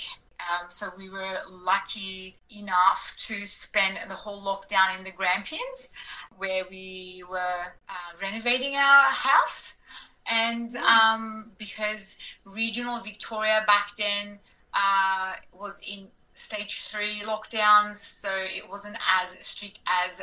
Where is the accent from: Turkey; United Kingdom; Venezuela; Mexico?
Turkey; moved away as an adult; now in Australia; I was born in Turkey and grew up in Turkey. I immigrated to Australia in 2000.